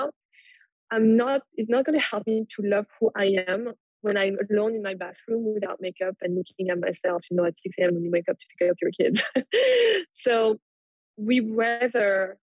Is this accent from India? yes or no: no; France; moved away as an adult; now in Brooklyn, United States